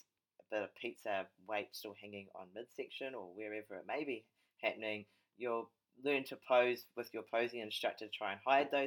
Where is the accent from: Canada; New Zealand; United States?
New Zealand; Papakura, Auckland; Oh, my hometown.